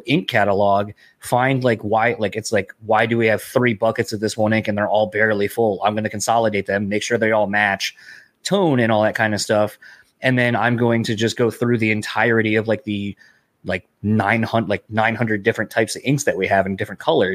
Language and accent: English; East Coast, United States; now in Midwest, United States; I grew up in the East Coast initially.